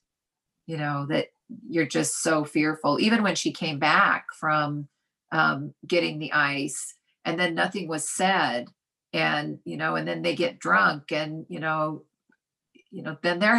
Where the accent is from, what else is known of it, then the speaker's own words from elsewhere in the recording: Utah, United States; growing up where I grew up in Utah